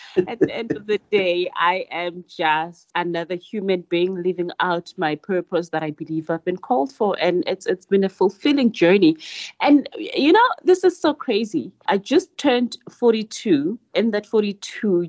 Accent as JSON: {"language": "English", "town": "Nelspruit", "region": "Mpumalanga", "country": "South Africa", "tie": "born or raised there", "said": "I was born and bred in Mpumalanga in a township called Binar"}